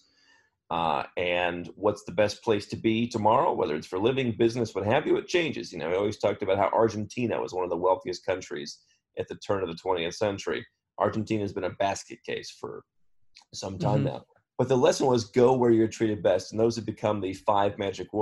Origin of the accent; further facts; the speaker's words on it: Cleveland, Ohio, United States; moved away as an adult; I grew up in Cleveland, the suburbs of Cleveland, Ohio.